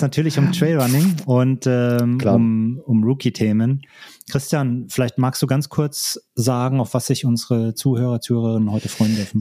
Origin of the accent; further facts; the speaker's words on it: Germany; moved away; in meine alte Heimat, besuche ähm, Verwandte und Freunde. Mhm. Grüße da nach Deutschland